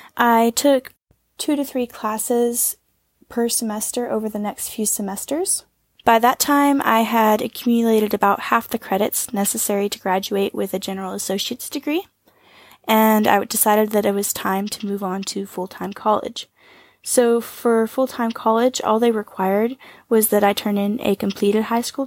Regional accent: Northwest Arkansas, United States; I'm from the United States, from Northwest Arkansas, and I was homeschooled kindergarten through 12th grade.

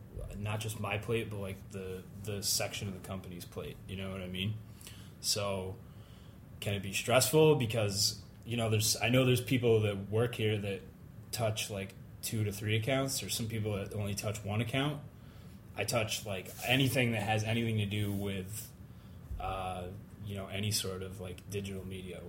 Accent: Pittsfield, Massachusetts, United States; I'm from. Let's see, I'm from Western Mass, so in the Berkshires.

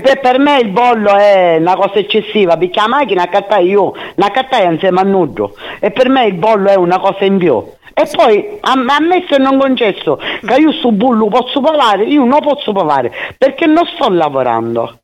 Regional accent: Catania, Sicily, Italy; sogno catanese verace e orgogliosa di essere catanese

